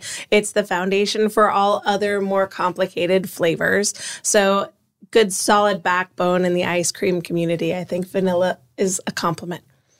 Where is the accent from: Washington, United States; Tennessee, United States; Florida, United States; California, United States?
Florida, United States; Niceville; now in St. Augustine, United States; I grew up in Niceville.